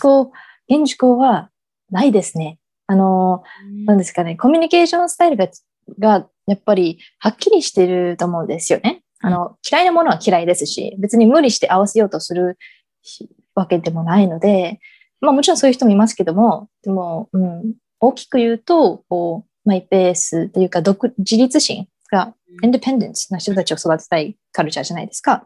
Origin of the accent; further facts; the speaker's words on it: Dallas, Texas, United States; moved away as an adult; now in Japan; 自分が生まれ育ったテキサスのダラスにいました。